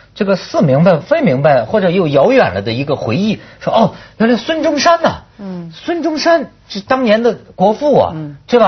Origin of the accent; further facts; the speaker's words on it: China; 我是大陆人了